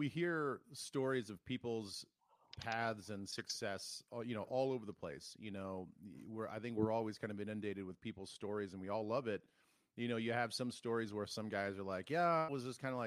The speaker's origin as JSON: {"language": "English", "region": "South Dakota", "country": "United States", "tie": "born or raised there", "said": "Growing up in South Dakota"}